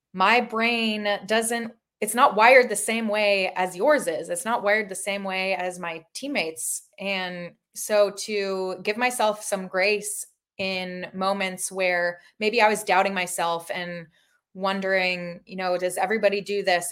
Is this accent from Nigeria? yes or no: no; Toronto, Ontario, Canada; moved away as an adult; also born or lived in Massachusetts; now in Seminole, Florida, United States; I grew up in Toronto, Ontario, Canada